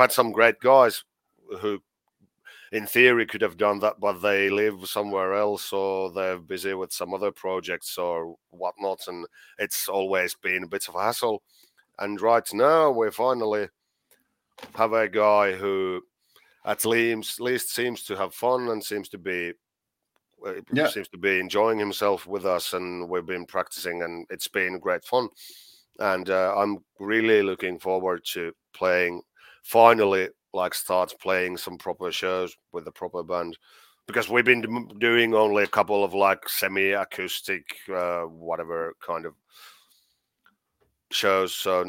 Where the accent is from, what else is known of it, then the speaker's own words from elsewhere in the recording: Scotland, United Kingdom; I am I'm Scottish, so I'm well, almost it's, Scottish.